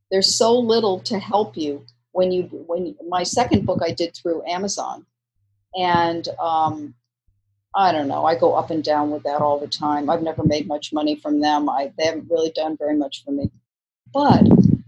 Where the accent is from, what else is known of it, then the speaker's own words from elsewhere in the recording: New York, United States; moved away; I was from New York originally